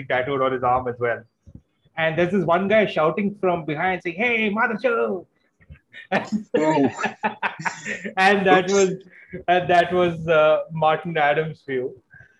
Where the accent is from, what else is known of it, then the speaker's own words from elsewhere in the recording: Delhi, India; first language Hindi; English is a second language; also born or lived in Kerala; I was born and raised in Delhi